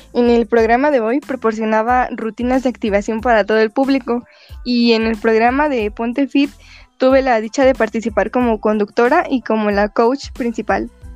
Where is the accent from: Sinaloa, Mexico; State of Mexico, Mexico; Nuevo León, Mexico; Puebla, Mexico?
State of Mexico, Mexico; Los Reyes La Paz; yo soy originaria del Estado de México. Exactamente vengo de una pequeña ciudad llamada Los Reyes La Paz